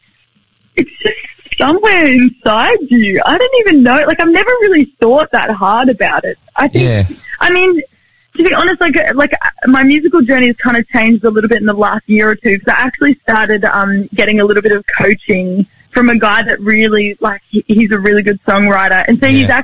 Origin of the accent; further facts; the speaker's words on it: Sunshine Coast, Queensland, Australia; I grew up on the Sunshine Coast in, like on this 27-acre kind of mini farm thing